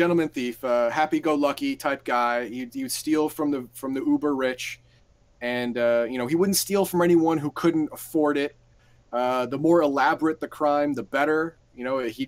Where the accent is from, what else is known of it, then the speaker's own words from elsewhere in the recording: United States; I'm American